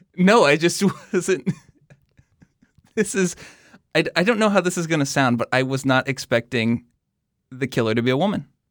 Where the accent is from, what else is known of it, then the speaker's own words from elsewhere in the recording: Missouri, United States; also born or lived in Kuwait; I grew up in Missouri